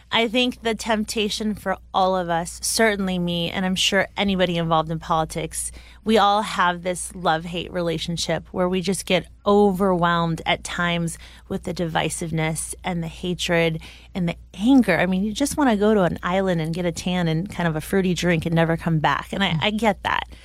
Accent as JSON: {"language": "English", "country": "United States", "tie": "born or raised there", "said": "a fifteen-year-old growing up in America"}